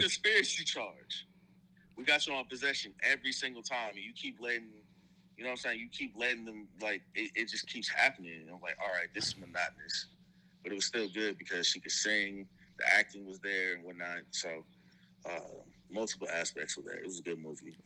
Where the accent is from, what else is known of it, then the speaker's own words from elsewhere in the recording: Houston, Texas, United States; also born or lived in Tennessee; I was born in Tennessee, but I was raised in Houston